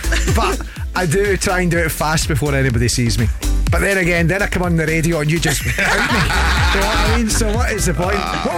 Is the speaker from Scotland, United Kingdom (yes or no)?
yes; Lanarkshire, Scotland, United Kingdom; Lanarkshire is my hometown.